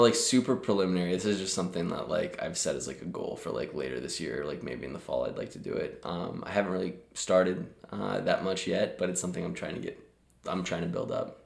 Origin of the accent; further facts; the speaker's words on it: Omaha, Nebraska, United States; moved away as an adult; also born or lived in Lincoln, Nebraska; now in Chicago, United States; born and raised in Omaha, Nebraska